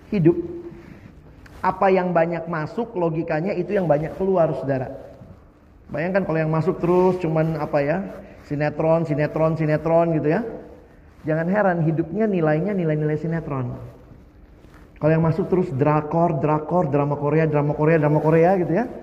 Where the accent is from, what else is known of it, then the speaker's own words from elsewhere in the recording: Eastern Indonesia, Indonesia; Saya lahir besar di Indonesia Timur.